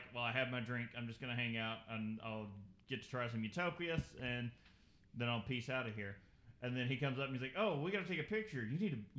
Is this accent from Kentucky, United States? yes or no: yes; Kentucky, United States; we're from Kentucky